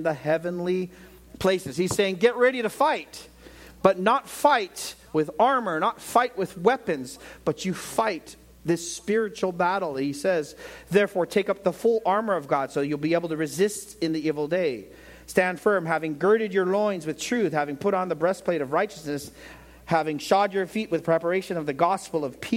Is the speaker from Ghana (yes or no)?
no; United States; I'm from America